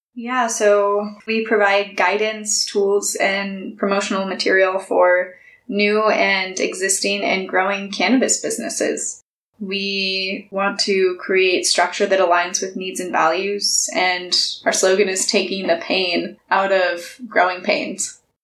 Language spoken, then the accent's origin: English; California, United States; moved away as an adult; also born or lived in Washington; I'm originally from California and spent the last decade living in beautiful Washington state